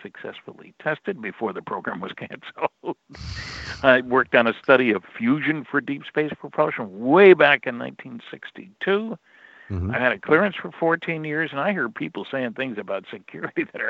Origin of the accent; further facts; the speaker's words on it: New Jersey, United States; growing up in New Jersey.